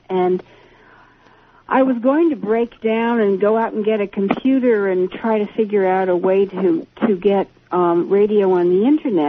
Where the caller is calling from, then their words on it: East Coast, United States; Yeah, I'm not actually the Rockies. I'm calling from the East Coast.